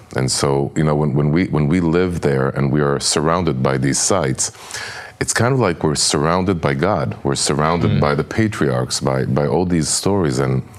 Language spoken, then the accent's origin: English; Jerusalem, Jerusalem District, Israel; moved away as an adult; now in Ofra, Samaria; I was born and raised in Jerusalem.